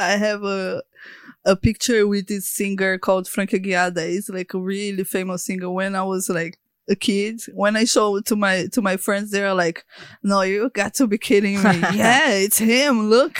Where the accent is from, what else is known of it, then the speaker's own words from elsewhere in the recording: Natal, Rio Grande do Norte, Brazil; also born or lived in Sao Paulo; Actually, it was like, I was born in Sao Paulo. But all my family is from Natal, you know?